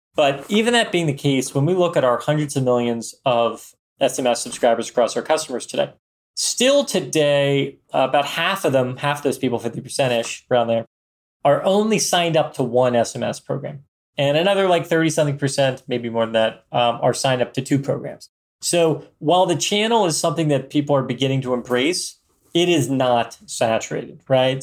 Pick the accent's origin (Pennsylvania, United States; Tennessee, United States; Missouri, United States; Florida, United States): Pennsylvania, United States; Philadelphia; We're both from Philadelphia area